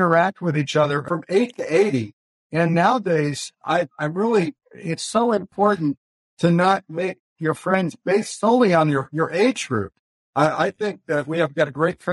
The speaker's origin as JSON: {"language": "English", "town": "Los Angeles", "region": "California", "country": "United States", "tie": "born or raised there", "also_born_or_lived": "Hayward, California", "said": "I actually grew up in Los Angeles"}